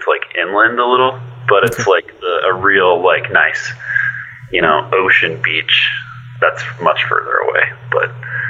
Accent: Seattle, Washington, United States; I am from Seattle, Washington, over here in the Pacific Northwest.

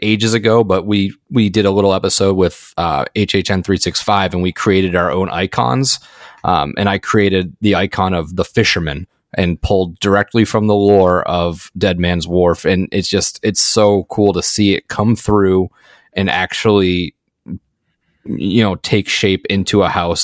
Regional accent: Massachusetts, United States; also born or lived in Maine; I'm from Massachusetts

